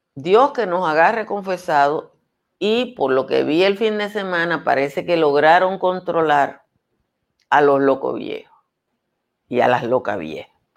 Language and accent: Spanish; Dominican Republic